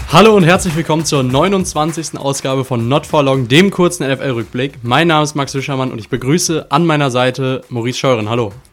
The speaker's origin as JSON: {"language": "German", "country": "Germany", "said": "wir sind als Deutsche"}